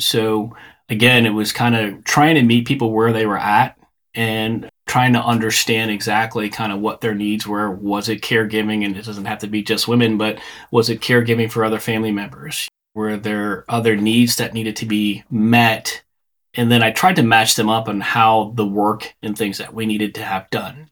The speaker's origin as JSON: {"language": "English", "town": "Chicago", "region": "Illinois", "country": "United States", "tie": "born or raised there", "said": "I grew up in the Chicago area."}